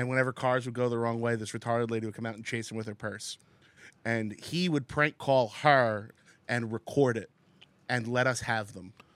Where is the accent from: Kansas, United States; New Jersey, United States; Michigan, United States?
New Jersey, United States; Secaucus; I grew up in Sea Caucus, right outside of the city